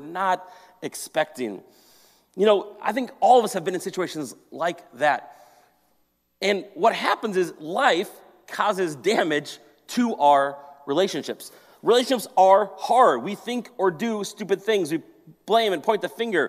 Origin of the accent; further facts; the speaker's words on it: Maple Grove, Minnesota, United States; also born or lived in Colorado; I grew up in Maple Grove here in this area